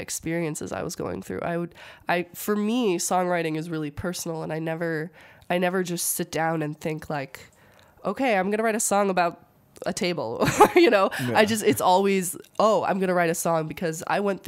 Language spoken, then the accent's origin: English; Munster, Indiana, United States; also born or lived in Los Angeles, California; I've lived in Munster for most of my life